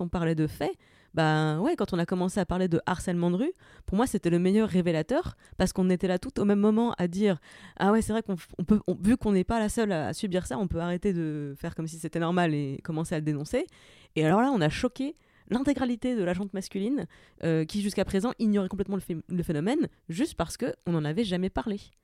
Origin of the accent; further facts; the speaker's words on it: Saint-Avold, Grand Est, France; now in Paris, France; je viens de la région de Saint-Avold